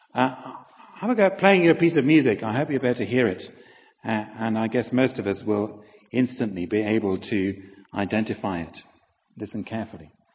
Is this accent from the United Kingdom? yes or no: yes; Halifax, Yorkshire and the Humber, United Kingdom; moved away; I was a vicar for nine years in my hometown of Halifax